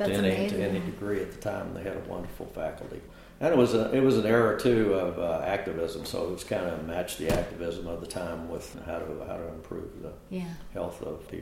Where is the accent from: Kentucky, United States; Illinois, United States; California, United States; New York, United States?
Kentucky, United States; Harrodsburg; moved away as an adult; now in Texas, United States; Just south of Lexington in a little town called Harrodsburg in Mercer County.